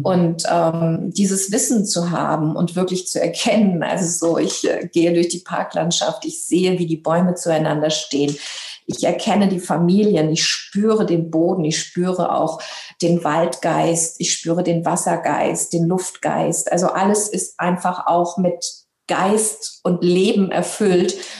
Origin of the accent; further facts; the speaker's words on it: Hanau, Hesse, Germany; first language German; also born or lived in Libya / Frankfurt am Main / Italy / England; ich bin ähm, in Libyen geboren, habe, äh, habe eben auch eine deutsche Mama. Deswegen ist das eben auch meine Muttersprache und es hat mich eben auch in dieses Land geführt. Ähm, wir sind damals halt eben auch geflüchtet und ich habe dann meine Jugend ähm, und eben auch mein Abitur in Hanau gemacht, in Hessen